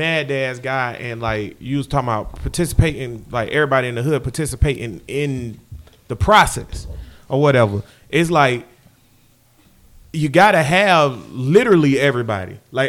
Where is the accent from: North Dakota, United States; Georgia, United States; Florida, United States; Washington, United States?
Florida, United States; Jacksonville; born or raised there